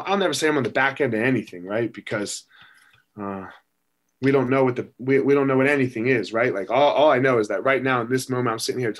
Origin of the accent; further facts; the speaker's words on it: United States; I was born in America